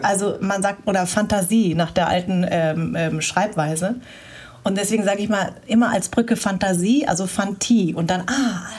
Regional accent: Darmstadt, Hesse, Germany; ich bin in Darmstadt groß geworden

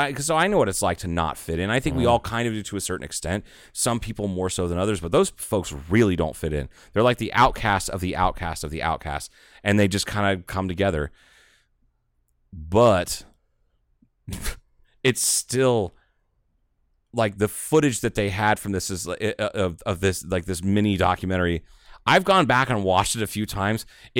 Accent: Ohio, United States; moved away; also born or lived in Dallas area; I'm from Ohio.

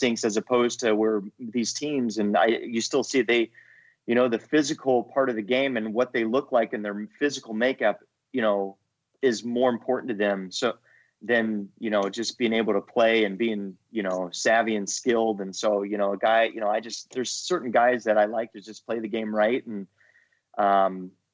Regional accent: California, United States; moved away as an adult; also born or lived in Virginia; I am from California

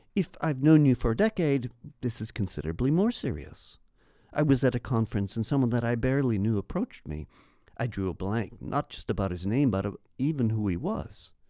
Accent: Canada; As a Canadian

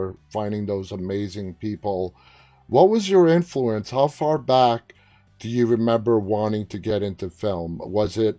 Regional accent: New York City, New York, United States; I'm from New York City

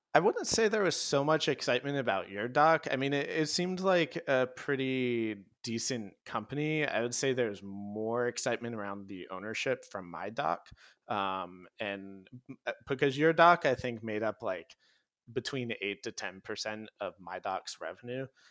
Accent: Hawaii, United States; moved away; I grew up in Hawaii

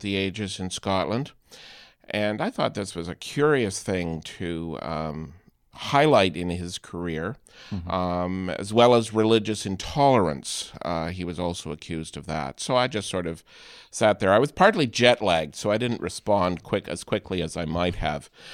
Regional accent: Canada; being a Canadian

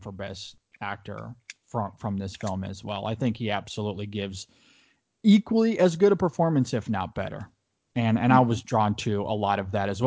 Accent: Michigan, United States; also born or lived in Ohio; now in South Florida, United States; I'm from Michigan originally and Ohio

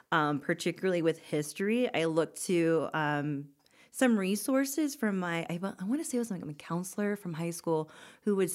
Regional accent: Florida, United States; also born or lived in Germany; I was born in Germany, raised in Florida, but, you know, true heart Coloradan.

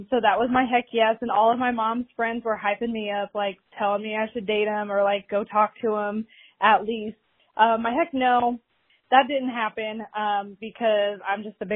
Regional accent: Indiana, United States; now in South Carolina, United States; I live in South Carolina, but the wedding was in Indiana, uh, which is my hometown.

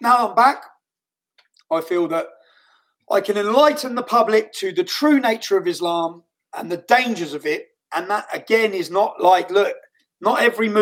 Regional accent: Luton, East of England, United Kingdom; Luton Town Centre, my hometown

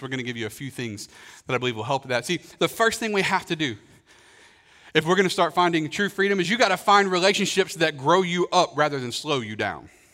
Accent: Kentucky, United States; growing up in Kentucky

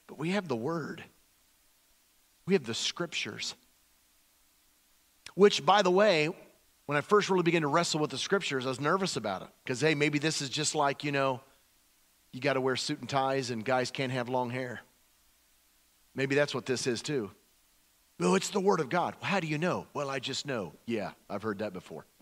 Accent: the buckle of the Bible Belt, the South, United States; also born or lived in California; Back when I grew up in the Bible Belt area, you know. In fact, it was the buckle area of the Bible Belt.

